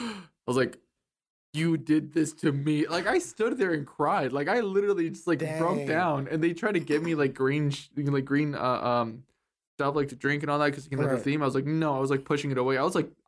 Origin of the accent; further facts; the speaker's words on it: United States; I think it was just because I grew up in here in America, you know, rather than in Mexico, you know.